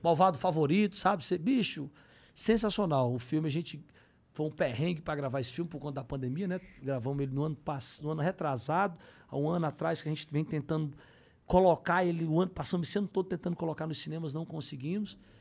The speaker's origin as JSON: {"language": "Portuguese", "town": "Fortaleza", "region": "Ceará", "country": "Brazil", "moved": "yes", "lives_now": "São Paulo, Brazil", "said": "aprendi a ter minha paixão pelo meu time da minha terra, que era o, que era o Fortaleza"}